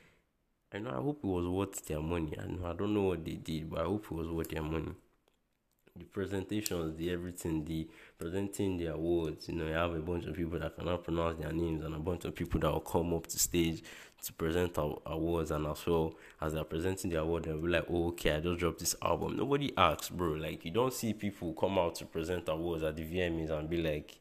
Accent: Nigeria; as a Nigerian

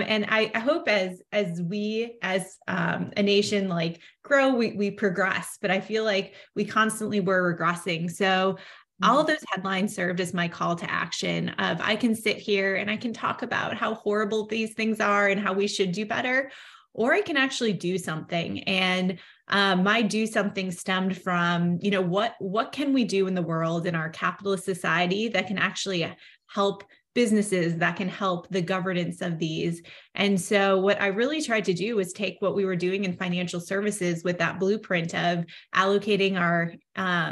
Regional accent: Midwest, United States; also born or lived in Chicagoland area; I was born in the Midwest and I currently still live in the Midwest in the Chicagoland area with my family.

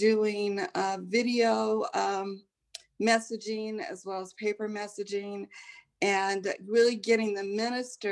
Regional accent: Salt Lake City, Utah, United States; moved away as an adult; also born or lived in Chicago, Illinois; now in New Haven, United States; I grew up in Salt Lake City, Utah, and I went to college in Chicago at Roosevelt University

